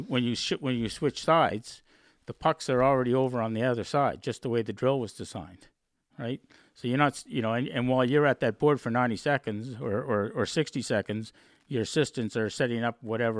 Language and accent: English; Dartmouth, Nova Scotia, Canada; And I said, well, I'm from Dartmouth, Nova Scotia.